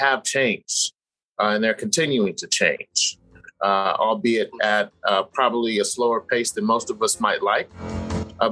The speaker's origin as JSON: {"language": "English", "town": "San Jose", "region": "California", "country": "United States", "tie": "born or raised there", "said": "In California. I grew up in Northern California. I'm from San Jose"}